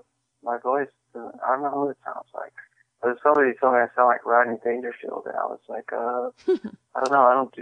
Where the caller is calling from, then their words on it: Michigan, United States; also born or lived in Daly City; I live in Michigan now, but I used to live in Daly City.